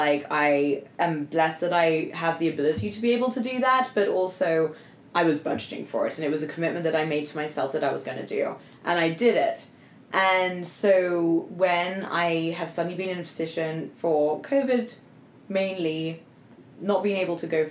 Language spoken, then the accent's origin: English; England, United Kingdom; moved away; I'm going back to England. My being English